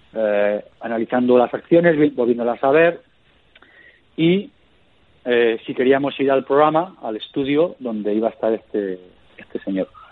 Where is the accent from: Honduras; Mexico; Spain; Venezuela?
Spain; Castellón de la Plana, Valencian Community; yo, de joven, de pequeño, nos, nos fuimos a vivir a Castellón y ahí es donde yo empiezo a jugar a fútbol, en la, en la zona, en la provincia de Castellón